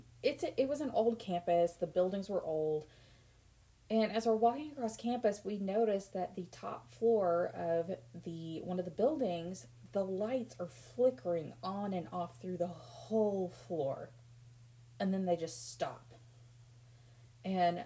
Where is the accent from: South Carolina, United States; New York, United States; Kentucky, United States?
Kentucky, United States; We're from Kentucky.